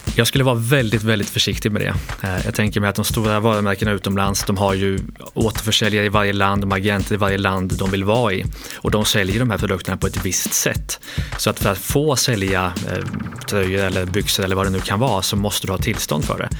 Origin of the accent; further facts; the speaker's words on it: Lidköping, Västra Götaland, Sweden; Lidköping i Västergötland